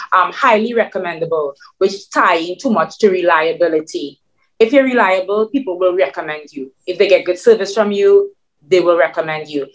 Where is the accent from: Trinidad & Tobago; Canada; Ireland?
Trinidad & Tobago; English is a second language; moved away as an adult; now in New York City, United States; my Trinidadian mix